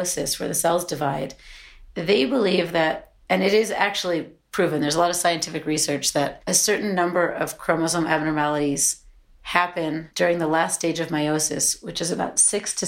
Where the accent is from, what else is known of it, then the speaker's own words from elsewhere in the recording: United States; also born or lived in London; We're both American, but we were living in London